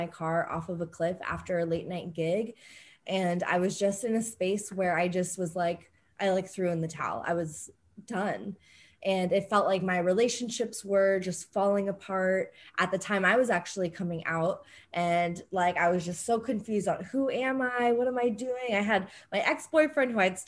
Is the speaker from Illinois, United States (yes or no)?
no; San Diego, California, United States; growing up, I think in San Diego, things are very open and fluid.